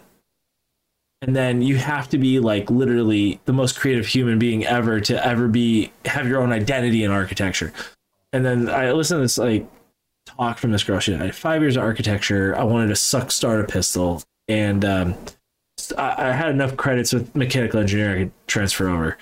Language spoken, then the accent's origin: English; Falmouth, Massachusetts, United States; moved away as an adult; now in New Hampshire, United States; So I'm from Massachusetts. I'm from Falmouth, the armpit of Cape Cod